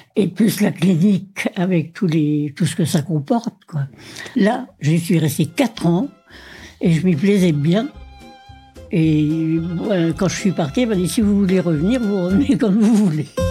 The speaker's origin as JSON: {"language": "French", "town": "Combourg", "region": "Brittany", "country": "France", "tie": "born or raised there", "also_born_or_lived": "Paris", "moved": "yes", "said": "Je suis née à Combourg le 23 mai 1932."}